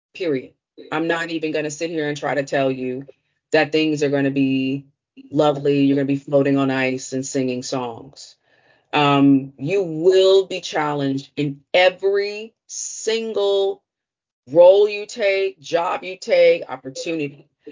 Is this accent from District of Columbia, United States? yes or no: yes; Washington, District of Columbia, United States; growing up in Washington, D.C., I'm from the Chocolate City, the original Chocolate City.